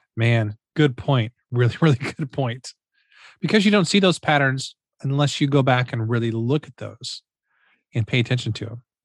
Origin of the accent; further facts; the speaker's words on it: Missouri, United States; I'm from Missouri